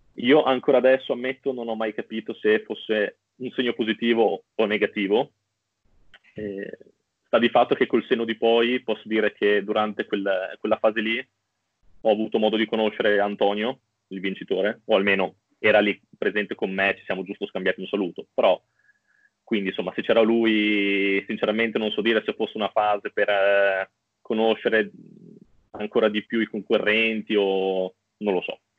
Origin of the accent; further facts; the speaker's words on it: Bologna, Emilia-Romagna, Italy; sono di Bologna